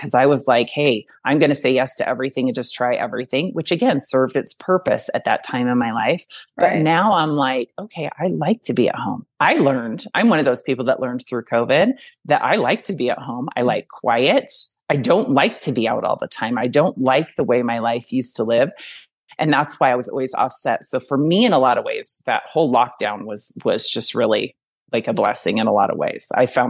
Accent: Reno, Nevada, United States; I came from Reno. I really wanted to come back here. I'm a mountain girl.

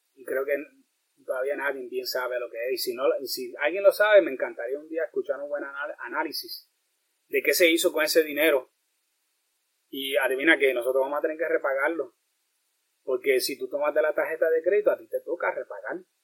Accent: Puerto Rico; como boricua

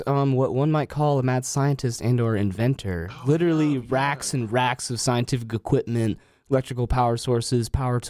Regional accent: Durham, North Carolina, United States; also born or lived in Cincinnati, Ohio; I'm a Durham kid. I grew up in Cincinnati, but until I was four

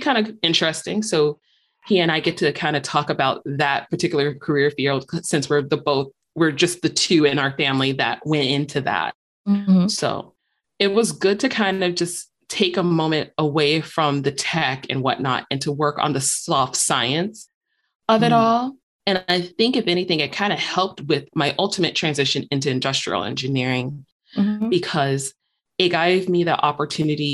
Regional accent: Chicago, Illinois, United States; moved away as an adult; now in Michigan, United States; growing up in Chicago, I'd ride on like the L trains or buses or whatnot

